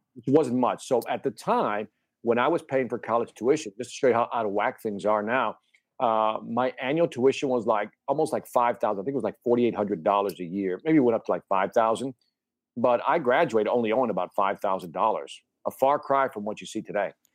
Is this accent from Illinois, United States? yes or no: yes; Chicago, Illinois, United States; born and raised in Chicago. My family's originally from Puerto Rico, but I was born in Chicago near the Humboldt Park area